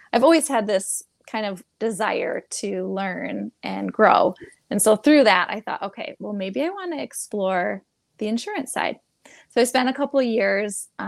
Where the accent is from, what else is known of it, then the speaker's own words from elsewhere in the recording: Michigan, United States; also born or lived in California; I moved away from Michigan, is where I am from